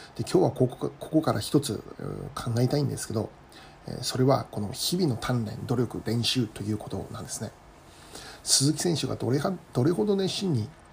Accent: Kitami, Hokkaido, Japan; moved away as an adult; also born or lived in Tokyo; 私はもともと北海道の北見市 出身でですね

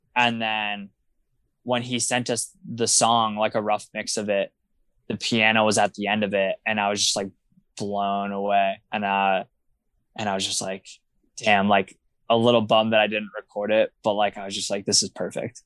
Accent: Wilkes-Barre, Pennsylvania, United States; growing up in Wilkes-Barre is just kind of, I feel like, a very unique experience

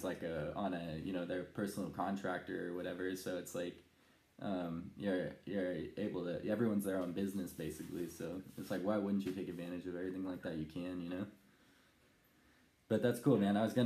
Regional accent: Modesto, California, United States; now in Michigan, United States; when I left my hometown, Modesto

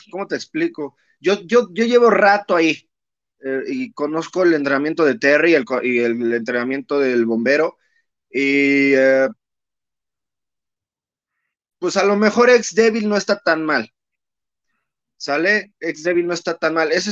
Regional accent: Naucalpan, State of Mexico, Mexico; pues yo vengo de, soy hecho en Naucalpan, carnal. Yo ahí este, aprendí mis maromas eh, con el profesor Bombiro Infernal y este, pues yo soy naucalpense 100%.

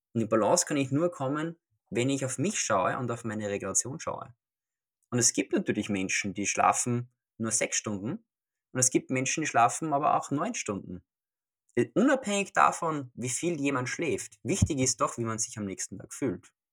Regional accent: Austria; now in Vienna, Austria; Ich komme aus Österreich. Man hört es vielleicht. Ähm, ursprünglich komme ich aus einer kleinen Stadt namens Sterik. Und jetzt bin ich in Wien.

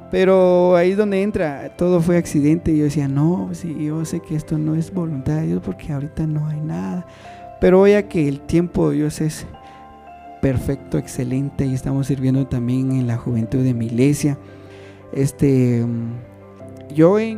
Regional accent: San Bartolo Aguas Calientes, Totonicapán, Guatemala; Soy de, soy originario de Toto.

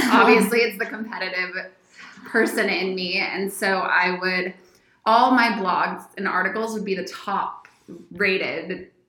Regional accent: San Diego, California, United States; Okay. Well, I grew up in San Diego

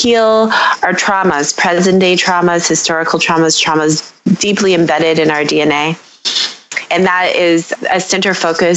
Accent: Detroit, Michigan, United States; I am a born and raised Detroiter. I am living here now.

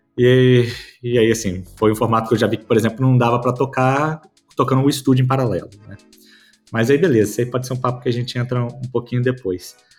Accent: Vitória, Espírito Santo, Brazil; eu sou de Vitória, no Espírito Santo

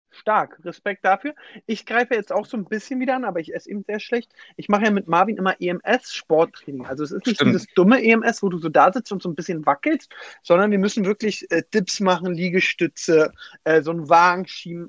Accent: Berlin, Germany; ich komme ja aus Weißensee, tiefster Osten Berlin

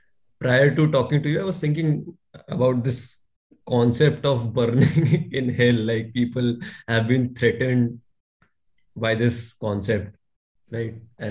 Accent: India; I'm a core Indian at heart

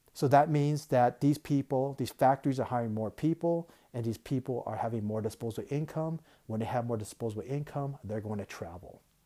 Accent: United States; moved away as an adult; I'm American. I love the country. I grew up in America.

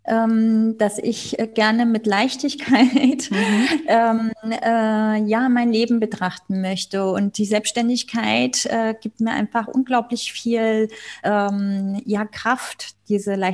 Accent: Spain; ich bin ja Spanierin, äh, in Nordspanien unser, in den Bergen ein, ein äh, ja, Domizil, was ah. unser zweites Zuhause ist.

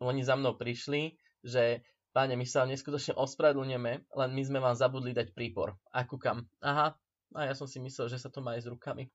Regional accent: Slovakia; ja ako Slovák som sa nezaprel

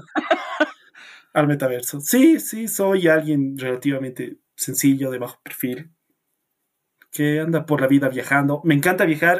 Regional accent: La Paz, Bolivia; soy de La Paz, Bolivia

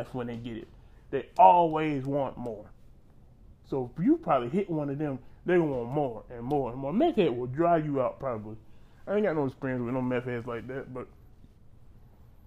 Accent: Panama City, Florida, United States; I'm from Florida, I'm from Panama City

